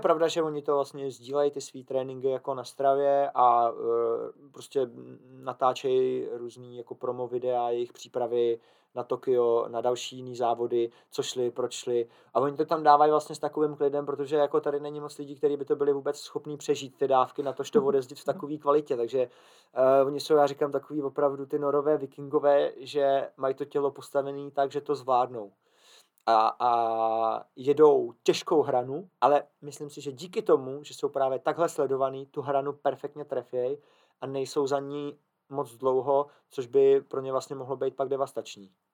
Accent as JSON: {"language": "Czech", "country": "Czechia"}